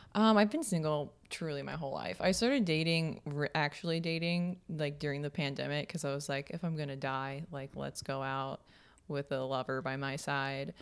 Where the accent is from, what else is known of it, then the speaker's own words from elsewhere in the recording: Kansas, United States; we grew up in Kansas